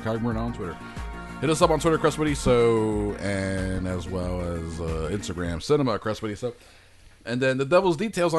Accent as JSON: {"language": "English", "country": "New Zealand", "said": "You know, I'm a Kiwi."}